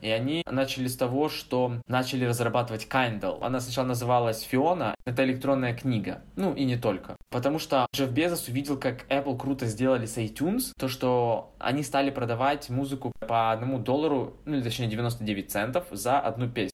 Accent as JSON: {"language": "Russian", "country": "Ukraine", "said": "я из Украины"}